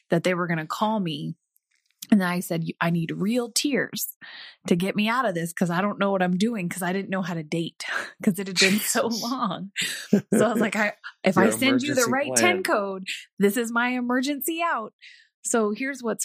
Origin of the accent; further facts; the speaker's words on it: Alaska, United States; I grew up in Alaska